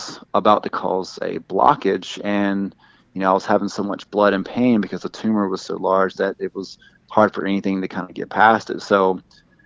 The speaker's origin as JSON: {"language": "English", "region": "the Deep South", "country": "United States", "accent": "southern", "said": "I hope my accent doesn't come across too. It's just certain words with me. It's not like every single word that sounds super deep south"}